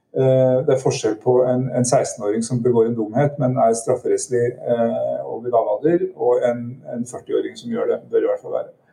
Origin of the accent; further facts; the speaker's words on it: Southwestern Norway, Norway; Jeg, jeg vokste opp på Sør-Vestlandet, det, det, er ingen som kan høre.